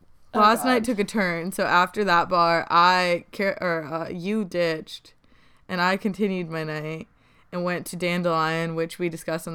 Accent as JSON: {"language": "English", "region": "Connecticut", "country": "United States", "tie": "born or raised there", "moved": "yes", "said": "growing up in Connecticut"}